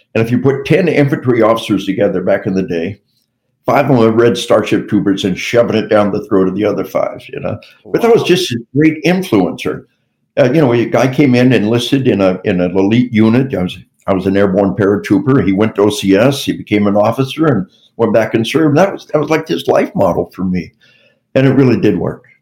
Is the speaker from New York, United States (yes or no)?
no; Arkansas, United States; We, we are from Arkansas